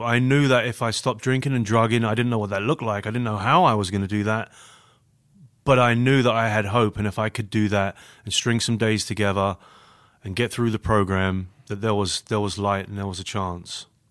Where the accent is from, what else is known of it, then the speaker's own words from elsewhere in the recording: London, United Kingdom; accent: British; moved away as an adult; now in Grand Rapids, United States; born and raised in London, England